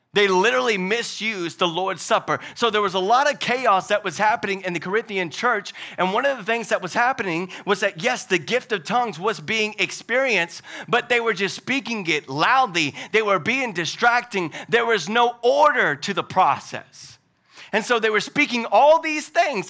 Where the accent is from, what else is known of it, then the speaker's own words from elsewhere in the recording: Louisiana, United States; now in Hickory, United States; I'm from Louisiana, but I'm not from down south